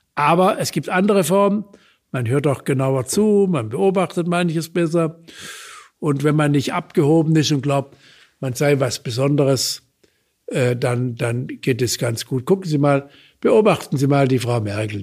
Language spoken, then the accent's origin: German; Baden-Württemberg, Germany; bei uns in Baden-Württemberg